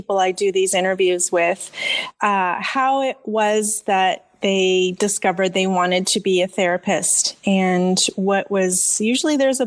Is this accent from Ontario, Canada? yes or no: yes; Ontario, Canada; I'm from Ontario, Canada